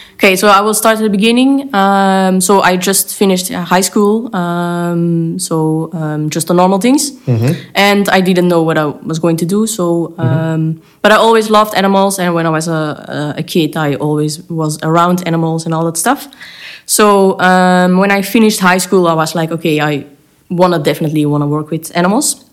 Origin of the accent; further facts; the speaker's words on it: Belgium; I live in Belgium. I grew up in Belgium, but I work in the Netherlands.